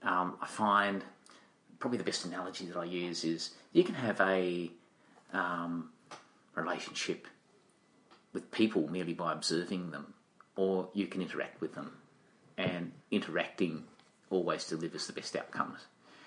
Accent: Tasmania, Australia; And so you wander around in Tasmania and you collect experiences.

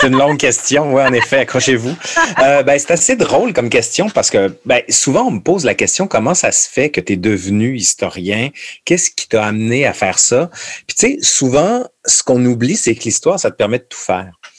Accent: Quebec City, Quebec, Canada; Je suis de Québec

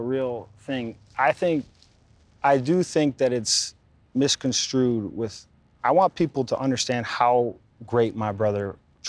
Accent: Pewaukee, Wisconsin, United States; Pewaukee, man, it was, everybody knows everybody, whether it was playing street hockey in the cul-de-sac

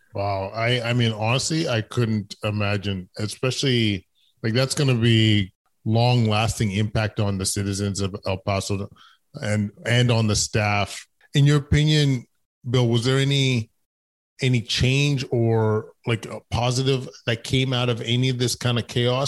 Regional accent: Canada; being a Canadian

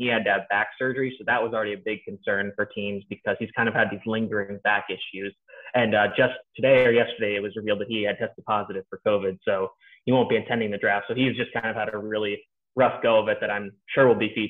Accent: Harrisburg, Pennsylvania, United States; Micah Parsons is actually from my hometown of Harrisburg, like Hershey, PA, Pennsylvania.

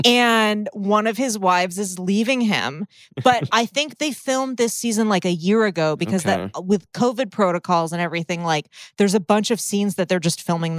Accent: United States; Because we're Americans.

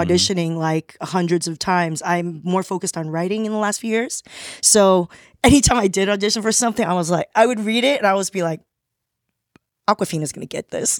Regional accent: Torrance, California, United States; also born or lived in Taiwan / Rosemead; I grew up in Torrance

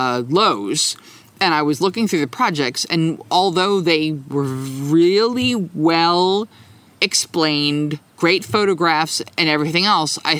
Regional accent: New Jersey, United States; the town that I grew up in New Jersey

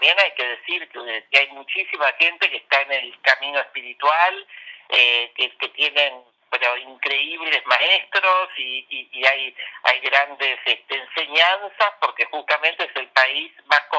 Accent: Argentina; Venimos de la Argentina con un año donde no paramos de tener una campaña todos los días del año, entonces estamos hartos los argentinos

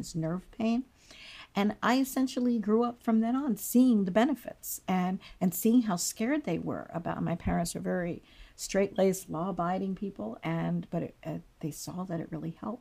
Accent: Takoma Park, Maryland, United States; I was born in Tacoma Park, and shortly my parents grew up around here. My father grew up a couple blocks away.

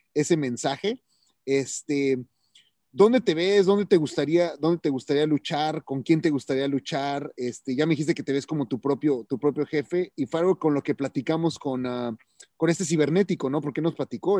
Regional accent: Mexico; now in United States; soy latino, wow, es mexicano

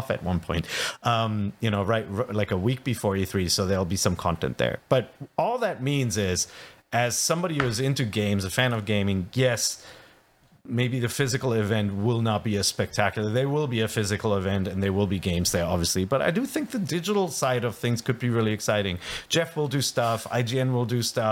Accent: Cologne, North Rhine-Westphalia, Germany; Cologne, my hometown, which is home to 1 million people

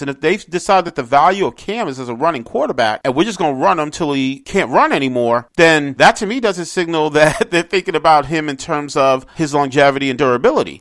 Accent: New York City, New York, United States; I grew up in New York City.

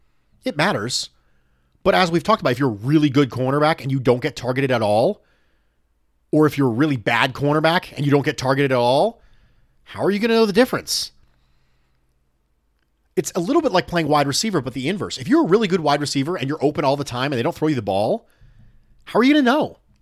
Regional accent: Mexico City, Mexico; English is a second language; I was born and raised in Mexico City. In Mexico, the NFL is extremely popular.

